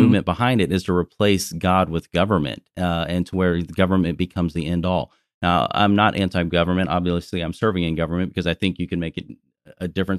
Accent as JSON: {"language": "English", "region": "Texas", "country": "United States", "said": "I'm a Texan"}